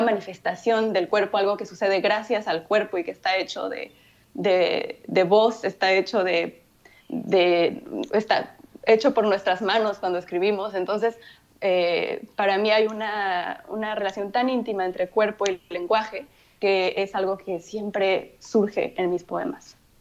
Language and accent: Spanish; Mexico; first language Spanish; yo crecí en México y mi, primer, mi lengua materna es el, es el español.